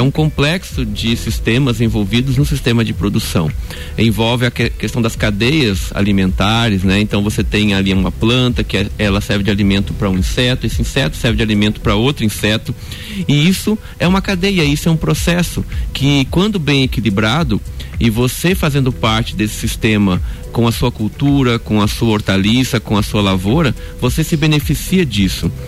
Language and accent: Portuguese; Espírito Santo, Brazil; moved away as an adult; now in Lages, Brazil; eu sou capixaba